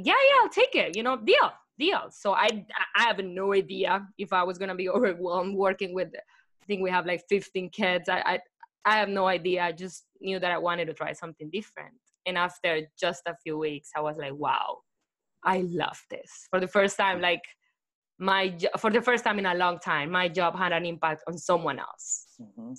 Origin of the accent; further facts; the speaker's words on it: Colombia; English is a second language; moved away as an adult; now in United States; I hated English when I was in Colombia